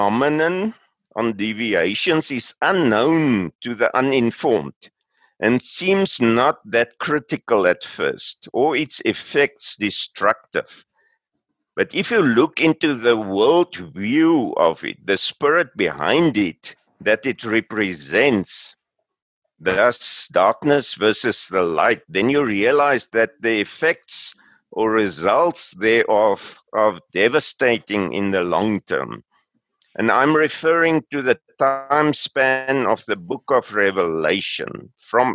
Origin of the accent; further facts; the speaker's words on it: South Africa; also born or lived in Pretoria; I'm from South Africa